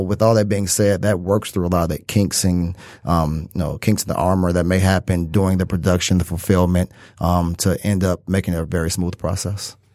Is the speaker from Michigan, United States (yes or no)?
yes; Detroit, Michigan, United States; Born and raised in Detroit, Detroit native